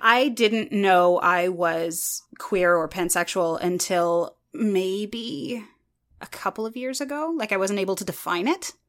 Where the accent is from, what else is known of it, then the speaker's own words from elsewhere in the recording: Canada; I'm more Canadian